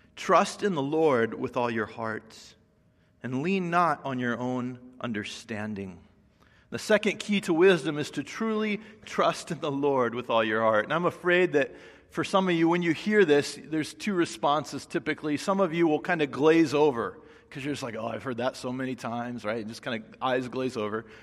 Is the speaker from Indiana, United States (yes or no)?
yes; Indiana, United States; now in Los Angeles, United States; I grew up in Indiana, and so just coming here to L